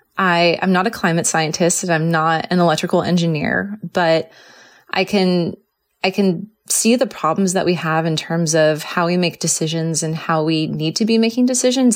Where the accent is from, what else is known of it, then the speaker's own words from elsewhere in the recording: Southern California, United States; also born or lived in San Diego; I grew up in Southern California where fires were not there